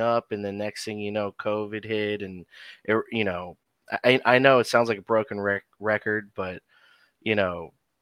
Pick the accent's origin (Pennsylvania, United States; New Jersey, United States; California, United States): New Jersey, United States; moved away; as a Jersey boy, because I grew up in New Jersey